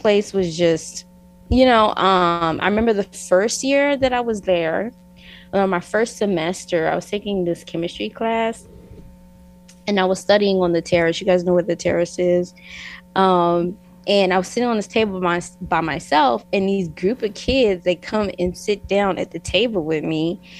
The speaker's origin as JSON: {"language": "English", "region": "New York", "country": "United States", "also_born_or_lived": "Newark, New Jersey / Florida / Idaho", "lives_now": "Utah, United States", "said": "and I am originally from New York. I was born in Newark, New Jersey. You know, I kind of hopped around like to different states. I lived in Florida, and then I moved to Idaho, and then I landed in Utah"}